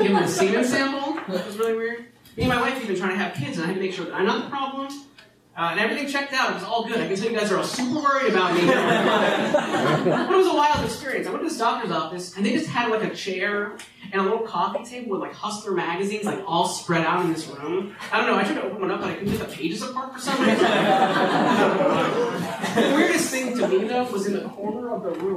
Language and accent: English; New York City, New York, United States; also born or lived in East Williamsburg, Brooklyn; I'm a native New Yorker. I grew up here in Manhattan, around here actually